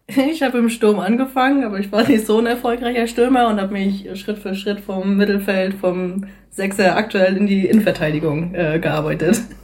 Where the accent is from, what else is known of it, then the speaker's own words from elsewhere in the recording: Rostock, Mecklenburg-Vorpommern, Germany; moved away as an adult; now in Neustadt in Holstein, Germany; Ich komme eigentlich ursprünglich aus Rostock.